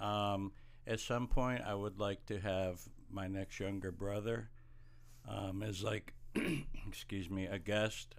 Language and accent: English; Watkins Glen, New York, United States; moved away; we grew up in Watkins Glen, New York.